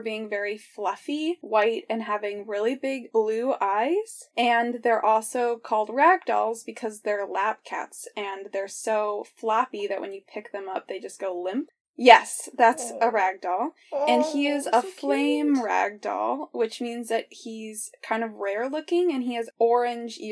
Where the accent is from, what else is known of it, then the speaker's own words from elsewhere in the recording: Colorado, United States; I'm from Colorado, live near the Rocky Mountains